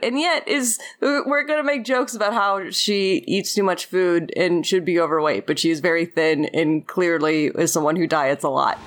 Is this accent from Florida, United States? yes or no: yes; Florida, United States; now in Los Angeles, United States; I am a Florida …